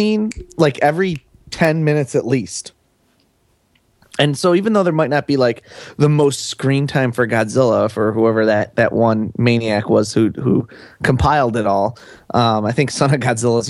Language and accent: English; Buffalo, New York, United States; I grew up in Buffalo, New York, which is not an economic boon town of America.